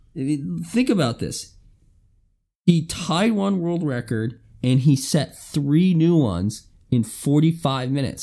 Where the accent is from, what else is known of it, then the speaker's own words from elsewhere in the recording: Alabama, United States; I'm from Alabama